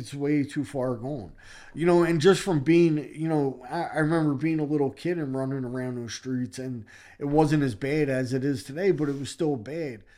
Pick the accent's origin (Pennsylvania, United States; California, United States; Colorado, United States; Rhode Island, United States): Pennsylvania, United States; Philadelphia; I grew up in Philadelphia and I grew up in a neighborhood in Philadelphia called Kensington